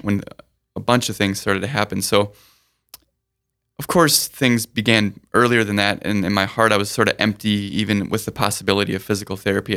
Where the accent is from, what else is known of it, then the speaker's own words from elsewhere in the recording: Sioux Falls, South Dakota, United States; also born or lived in Burnsville, Minnesota; Most of my childhood's been spent since two and a half in Sioux Falls